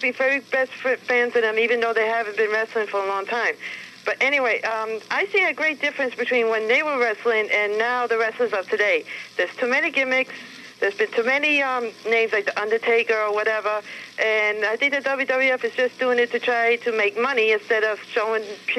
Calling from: Brooklyn, New York, United States; I'm calling from Brooklyn, New York.

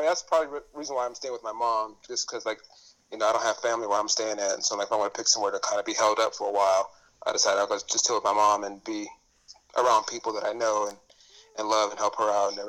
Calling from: Downey, California, United States; I'm calling in from Downey, California.

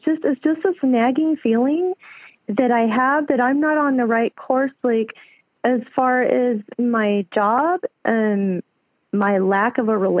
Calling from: Lancaster, California, United States; I'm calling from Lancaster, California. It's about an hour south of L.A.

